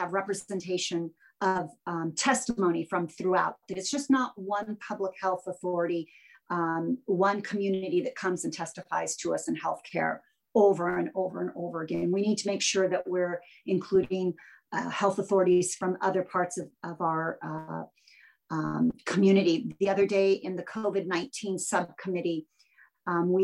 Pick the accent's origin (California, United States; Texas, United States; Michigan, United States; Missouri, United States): California, United States; Southern; moved away; I was born and raised in Southern California.